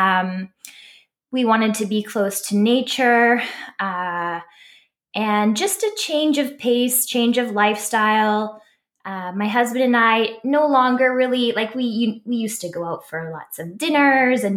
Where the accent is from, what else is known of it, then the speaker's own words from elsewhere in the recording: British Columbia, Canada; also born or lived in Vancouver, British Columbia; now in Squamish, Canada; I'm originally from British Columbia